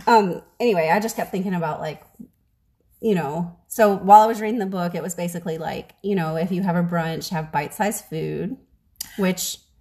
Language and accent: English; New Orleans, Louisiana, United States; also born or lived in Mobile, Alabama; now in Texas, United States; I'm from New Orleans